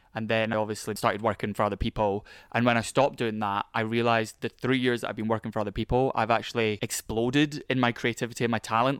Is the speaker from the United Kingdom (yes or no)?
yes; Scotland, United Kingdom; I'm from Scotland